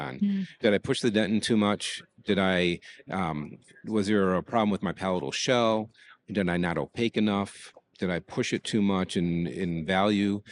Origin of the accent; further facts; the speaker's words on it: Detroit, Michigan, United States; I grew up in Detroit